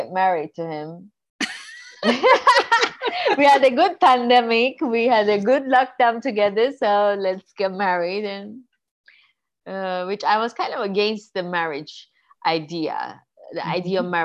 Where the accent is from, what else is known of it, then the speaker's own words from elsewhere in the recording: Tehran, Tehran Province, Iran; English is a second language; moved away as an adult; also born or lived in New York, United States; now in Paris, France; I'm an Armenian Iranian. I moved from Iran to America when I was 18